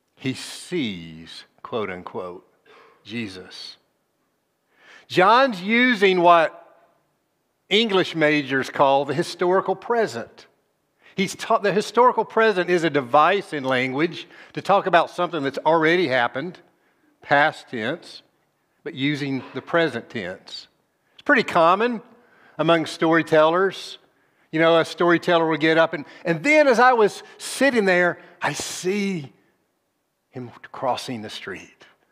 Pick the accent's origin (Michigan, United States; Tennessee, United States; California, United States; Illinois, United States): Tennessee, United States; Nashville, c, capital of my home state